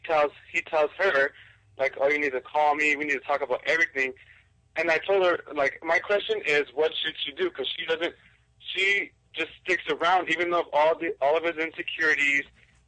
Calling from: Ontario, California, United States; I'm calling from Ontario.

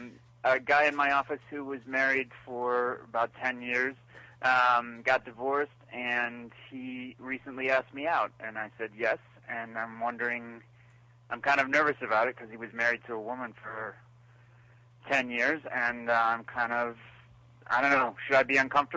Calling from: Chicago, Illinois, United States; This is …, and I'm calling from Chicago.

